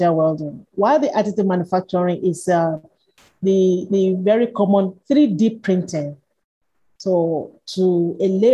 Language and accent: English; Nigeria; also born or lived in Johannesburg, South Africa; I returned to Nigeria, my home country